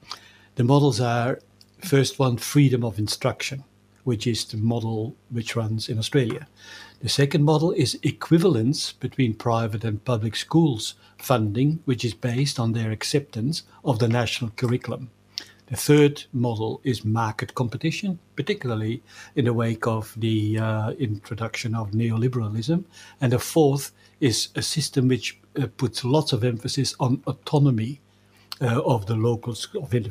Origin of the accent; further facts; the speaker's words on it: Belgium; moved away; I grew up in Belgium